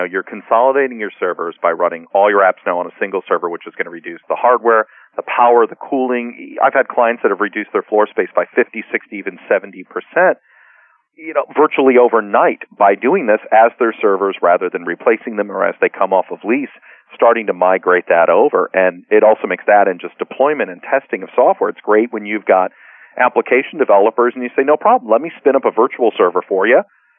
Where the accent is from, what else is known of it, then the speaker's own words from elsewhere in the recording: Chicago, Illinois, United States; also born or lived in Montreal, Canada; I was born in Montreal. I was raised in Chicago, so I don't know much about earthquakes.